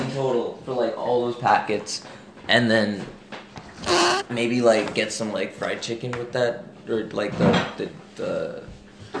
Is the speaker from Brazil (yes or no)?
no; Dubai, United Arab Emirates; moved away as an adult; also born or lived in India; now in Vancouver, Canada; I'm actually from India, and then I grew up in Dubai, so I came down here for uni.